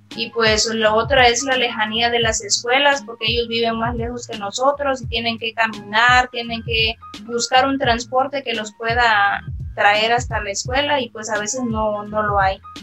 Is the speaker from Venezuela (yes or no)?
no; Mexico; como mexicanos